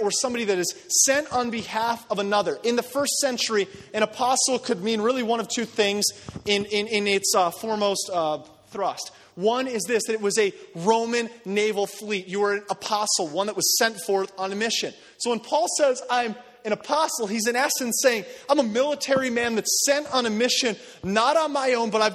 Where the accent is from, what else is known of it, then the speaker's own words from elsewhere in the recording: United States; American Christians